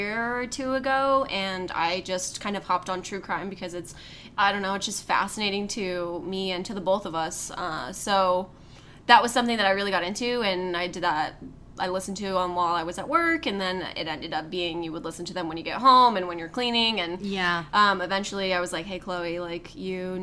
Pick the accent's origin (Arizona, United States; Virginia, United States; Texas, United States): Arizona, United States; we're from Arizona